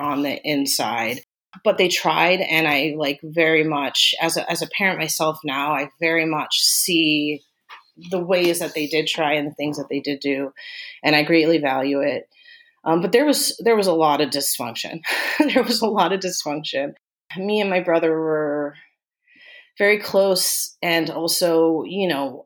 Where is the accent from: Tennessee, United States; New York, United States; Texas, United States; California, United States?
Texas, United States; Austin; also born or lived in Germany; They got stationed in Austin, Texas, and that's where we were raised, was in Austin, Texas, from the time I was little on.